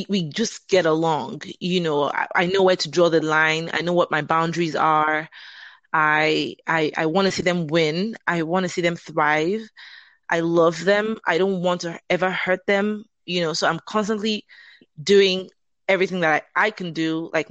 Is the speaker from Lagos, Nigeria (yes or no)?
yes; Lagos, Nigeria; moved away as an adult; now in Atlanta, United States; I am originally from Nigeria. I grew up, born and raised in Lagos, Nigeria, and I've been in America for about 19 years now.